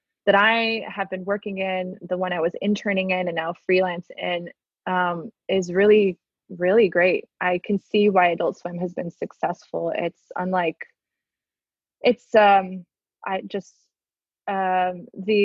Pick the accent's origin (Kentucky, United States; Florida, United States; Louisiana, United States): Florida, United States; Miami; also born or lived in China; now in Atlanta, United States; I'm from Miami originally. I've lived many years outside of Miami now